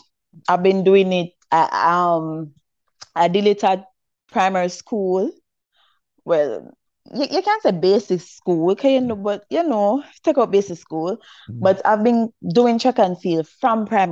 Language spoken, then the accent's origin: English; Saint Mary Parish, Jamaica; I'm from St. Mary, right? And you know we're from the country and stuff. So when I was at primary school